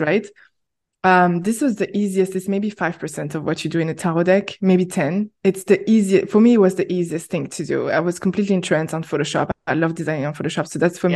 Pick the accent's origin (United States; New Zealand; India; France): France; moved away as an adult; now in Berlin, Germany; I went back to France, which is my home country